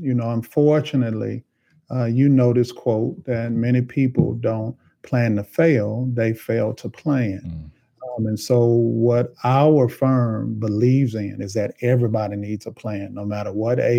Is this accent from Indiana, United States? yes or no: no; Nashville, Tennessee, United States; Born and raised in Nashville